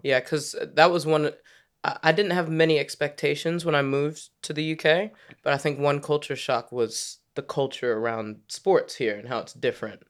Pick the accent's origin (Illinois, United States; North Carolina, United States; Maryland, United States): Maryland, United States; moved away as an adult; also born or lived in Washington, D.C. / Virginia; now in London, United Kingdom; I was born in D C, grew up in Maryland, spent a lot of time playing basketball in Virginia